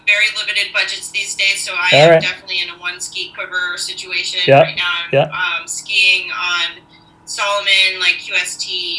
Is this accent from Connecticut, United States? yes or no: yes; Connecticut, United States; moved away as an adult; also born or lived in Tahoe; now in San Francisco, United States; I have been skiing since I was a kid. So I grew up skiing on the East Coast, mostly learned at Okemo and Wachusett and all of the other little mountains that you can access from Connecticut.